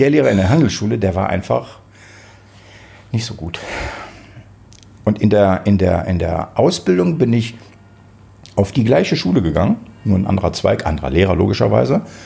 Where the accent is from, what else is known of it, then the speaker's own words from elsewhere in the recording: Israel; now in Germany; Ich bin in Israel geboren, aber ich bin nicht Jude